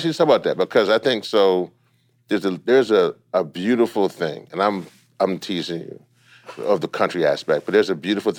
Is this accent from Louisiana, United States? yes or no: yes; Monroe and Ruston, Louisiana, United States; also born or lived in Shreveport; I was born in Shreveport, but I grew up around Monroe and Ruston.